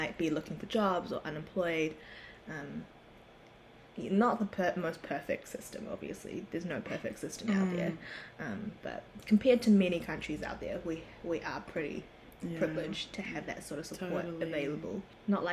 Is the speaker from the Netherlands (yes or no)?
no; Auckland, New Zealand; moved away as an adult; also born or lived in Korea; now in Wellington, New Zealand; I was born in Korea, bred here in New Zealand, in the amazing city of Auckland that everybody loves.